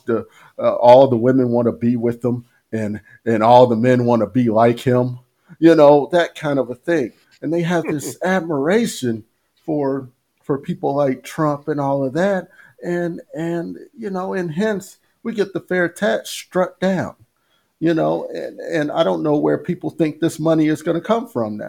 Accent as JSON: {"language": "English", "country": "United States", "tie": "born or raised there", "said": "I grew up in the United States. I was born here."}